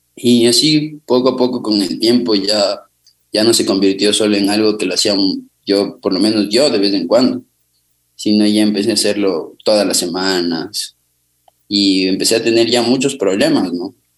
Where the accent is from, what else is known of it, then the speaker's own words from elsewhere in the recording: Quito, Pichincha, Ecuador; yo nací en Quito, en la ciudad de Quito, en el sector de Cotocoyao. Eh, viví con mis abuelos y con mi madre